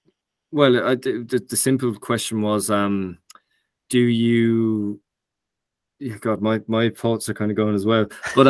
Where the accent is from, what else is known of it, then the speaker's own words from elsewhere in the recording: Ireland; we're from Ireland